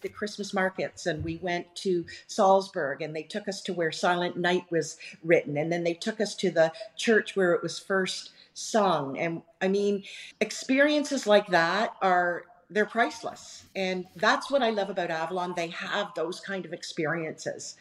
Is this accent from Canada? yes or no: yes; Canada; being Canadian, and right. being of British background